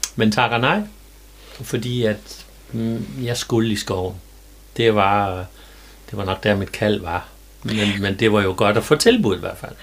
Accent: Jerup, North Denmark Region, Denmark; also born or lived in Skærum; jeg er født og opvokset øh, ikke ret langt her fra Strandby, nemlig i Jerup.

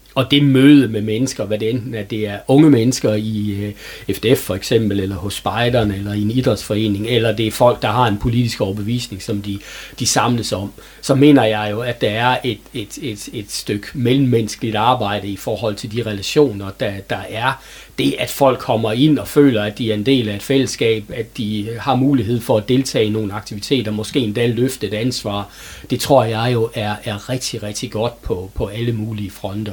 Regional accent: Herning, Central Denmark Region, Denmark; moved away as an adult; now in Hørby, Denmark; er født og opvokset i Herning, og har øh, levet mit liv indtil jeg var 26 år i, i den øh, by.

